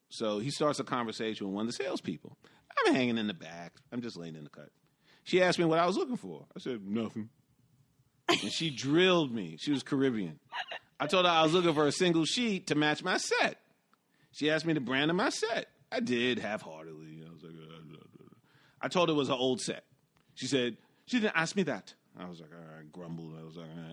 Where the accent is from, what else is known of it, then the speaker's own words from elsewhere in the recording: New York City, New York, United States; as a New Yorker